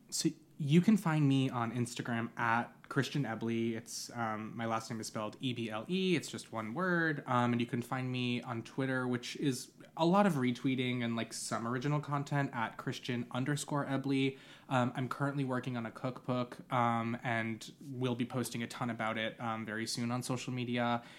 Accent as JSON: {"language": "English", "area": "Long Island", "region": "New York", "country": "United States", "tie": "born or raised there", "said": "I grew up on Long Island."}